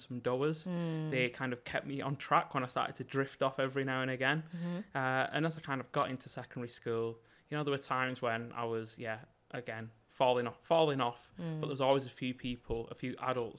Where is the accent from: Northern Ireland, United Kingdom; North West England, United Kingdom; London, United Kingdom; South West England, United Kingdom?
North West England, United Kingdom; Bolton; I grew up in Bolton